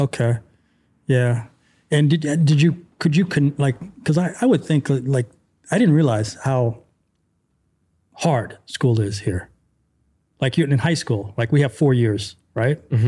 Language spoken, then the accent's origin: English; United States; moved away as an adult; now in Hungary; I'm American